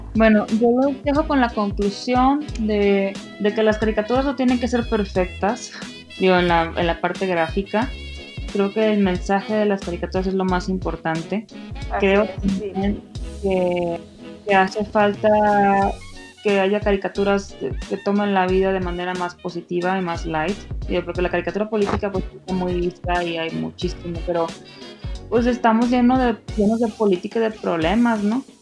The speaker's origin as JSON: {"language": "Spanish", "region": "Sinaloa", "country": "Mexico", "moved": "yes", "lives_now": "Guadalajara, Mexico", "said": "yo soy de Sinaloa y me vine aquí a Guadalajara"}